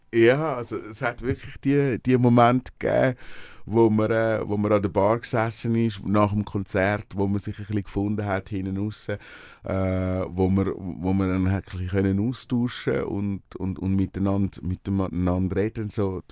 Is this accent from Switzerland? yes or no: yes; Switzerland; also born or lived in Brazil; ich bin am See aufgewachsen